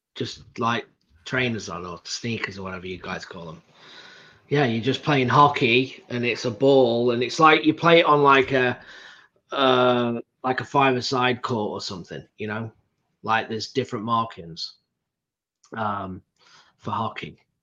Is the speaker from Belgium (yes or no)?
no; England, United Kingdom; I'm from England